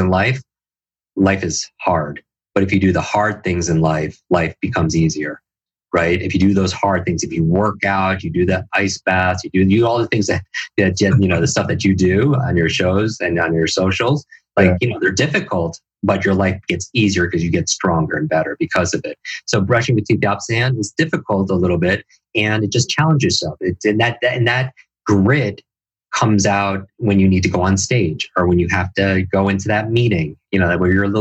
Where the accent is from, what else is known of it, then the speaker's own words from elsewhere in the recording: Northeast, United States; I grew up in the Northeast